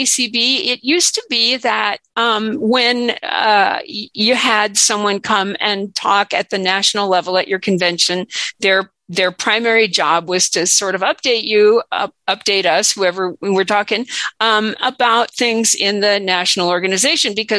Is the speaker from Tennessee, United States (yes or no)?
no; Washington, United States; also born or lived in Chelsea, Massachusetts; I'm from Washington State